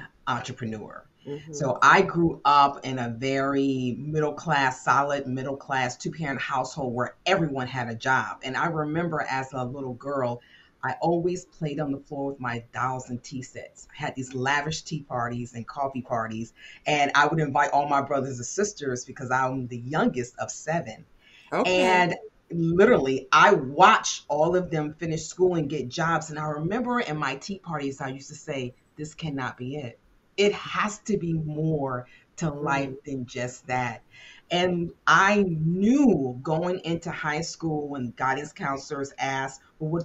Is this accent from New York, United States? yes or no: yes; upstate New York, United States; moved away as an adult; also born or lived in Washington, D.C.; I grew up in upstate New York